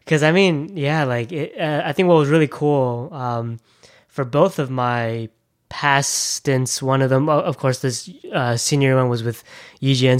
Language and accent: English; Thousand Oaks, California, United States; I'm from Thousand Oaks